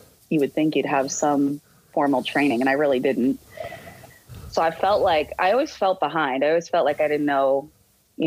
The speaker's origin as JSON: {"language": "English", "town": "Boston", "region": "Massachusetts", "country": "United States", "tie": "born or raised there", "also_born_or_lived": "Miami", "moved": "yes", "said": "I grew up in Boston and we were huge sports fans"}